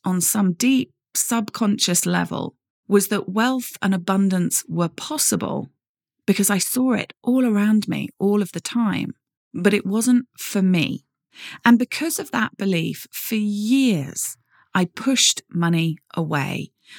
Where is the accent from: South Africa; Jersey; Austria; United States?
Jersey; Growing up, I grew up in Jersey, in the Channel Islands, which many of you will have heard of.